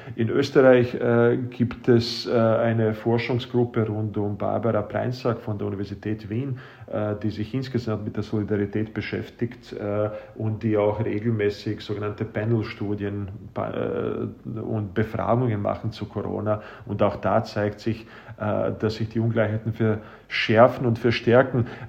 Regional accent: Bosnia & Herzegovina; now in Austria; ich selbst bin aus Bosnien-Herzegowina stammend

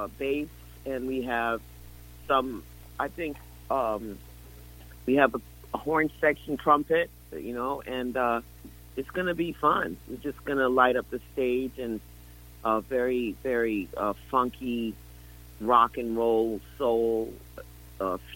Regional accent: New York City, New York, United States; I grew up in Bedford-Stuyvesant

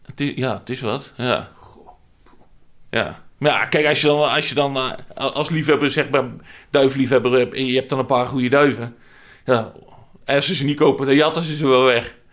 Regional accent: North Brabant, Netherlands; moved away; waar ik vandaan kom

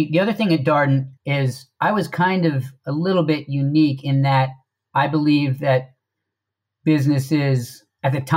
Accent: Washington, District of Columbia, United States; I'm from the D.C. metro area. Went to high school in D.C.

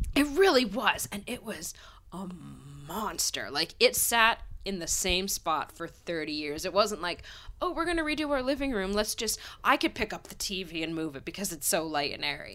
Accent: Pennsylvania, United States; I grew up in Pennsylvania town

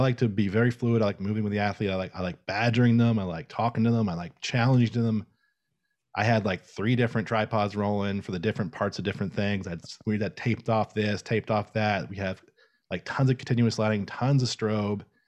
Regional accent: Tallahassee, Florida, United States; I grew up in Tallahassee, Florida

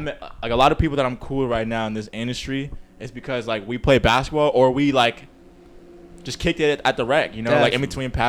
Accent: Corona, California, United States; I'm from Corona, man.

